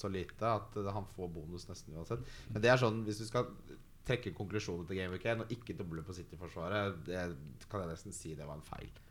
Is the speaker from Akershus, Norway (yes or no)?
yes; Ski, Akershus, Norway; når du vokser opp i Ski, sånn som meg